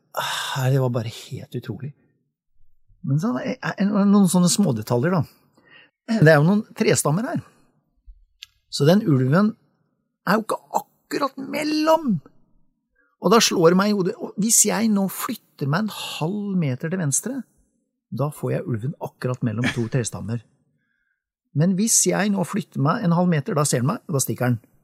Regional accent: Sarpsborg, Østfold, Norway; now in Sørumsand, Norway; jeg er oppvokst i Sarpsborg

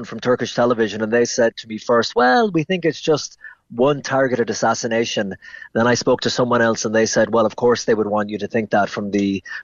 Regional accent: Ennis, Munster, Ireland; moved away; also born or lived in New York; I'm from Ennis and Clare

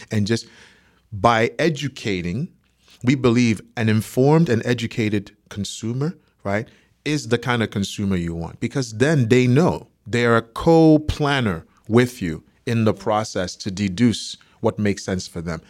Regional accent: Nigeria; moved away as an adult; also born or lived in Boston, Massachusetts, United States; now in United States; I was, uh, born in Boston, Massachusetts, raised in Nigeria, so I'm Nigerian

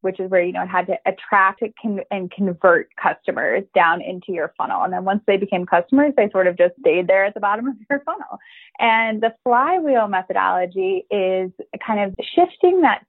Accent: Chicago, Illinois, United States; moved away as an adult; now in Dublin, Ireland; I'm originally from Chicago, a Chicago girl

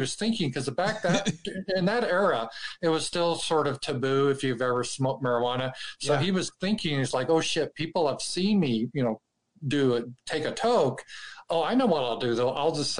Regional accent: Denver, Colorado, United States; I was raised in Denver and I'm a diehard Bronco fan

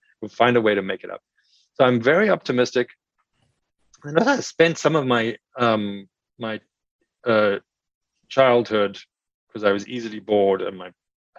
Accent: South Africa; moved away; I grew up in South Africa

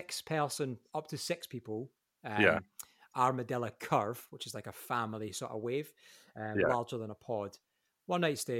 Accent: Ayrshire, Scotland, United Kingdom; I'm from Ayrshire as well, from where we are now, close to the beach, no surf.

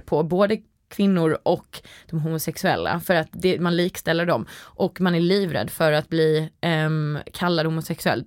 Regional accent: Sweden; also born or lived in United States; jag tror jag var lite mobbad för att jag var svensk

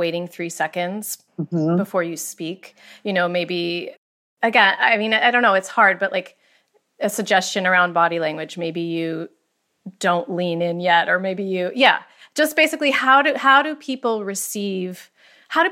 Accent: Pennsylvania, United States; I'm from Pennsylvania

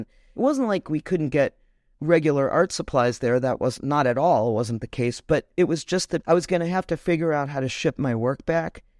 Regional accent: Chicago, Illinois, United States; also born or lived in Detroit, Michigan; now in New York, United States; I grew up in Chicago

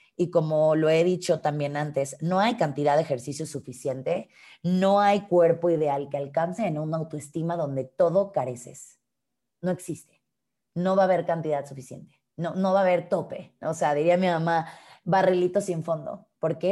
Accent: Mexico; soy una mujer mexicana de casi 32 años

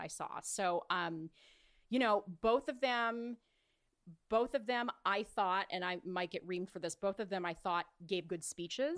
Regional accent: Orange County, California, United States; I grew up in Orange County.

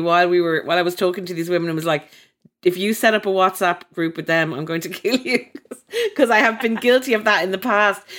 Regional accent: Ireland; I'm from Ireland

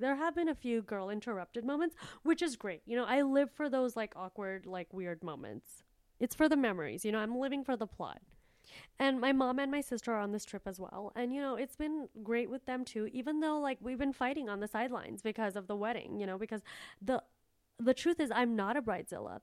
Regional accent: India; I'm from a third world place and I'm a third world person. Like, I was born in India

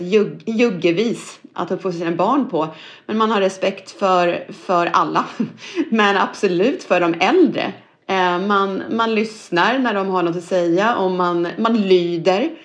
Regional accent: Norrköping, Östergötland, Sweden; Jag är född i, i Norrköping och uppvuxen där och gått i skola

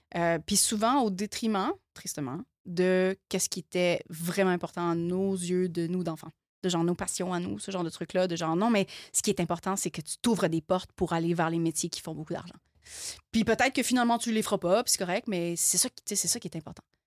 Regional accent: Quebec, Canada; on est Canadien, mais on n'est pas Canadien. On est, on est Québécois. On est Québécois.

